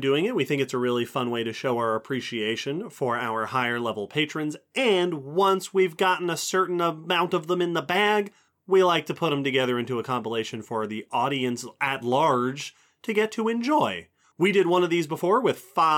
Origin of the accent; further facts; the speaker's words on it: New York, United States; now in Tennessee, United States; I grew up in New York and New York State